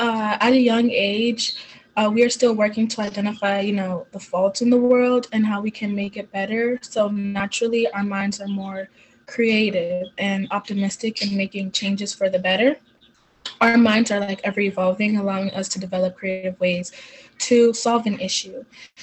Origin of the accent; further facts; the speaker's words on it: Jamaica; now in United States; I moved here from Jamaica, where the country is more like on the reserve side and conservative and strong in their religion, which has taught me the value of faith and family.